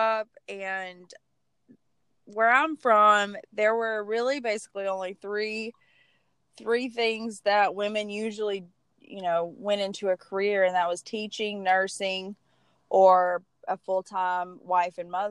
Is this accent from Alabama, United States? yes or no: yes; Alabama, United States; accent: Southern; I'm actually from Alabama